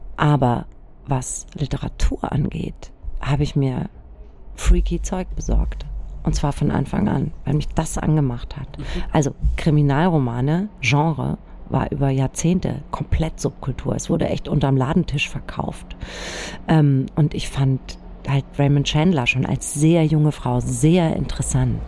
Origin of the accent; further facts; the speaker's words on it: Germany; ich bin im Spessart aufgewachsen